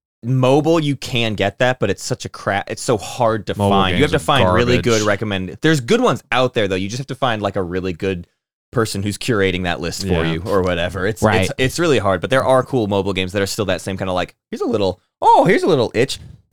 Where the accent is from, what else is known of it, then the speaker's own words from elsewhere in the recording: United States; we're Americans